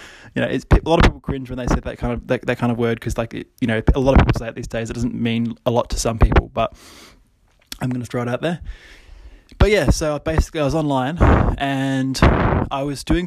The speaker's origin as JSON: {"language": "English", "country": "Australia", "said": "especially being like an Australian"}